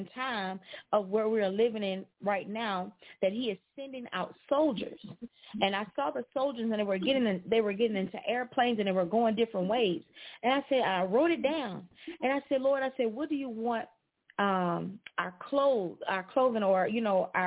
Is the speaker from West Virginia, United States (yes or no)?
no; Alexandria, Louisiana, United States; I'm from Alexandria